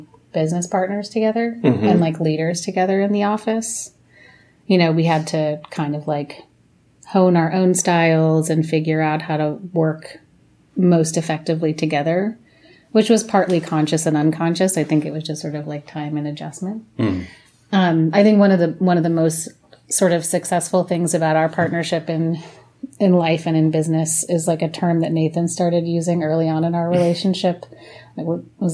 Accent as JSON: {"language": "English", "town": "New York City", "region": "New York", "country": "United States", "tie": "born or raised there", "lives_now": "Brooklyn, United States", "said": "I grew up in Manhattan"}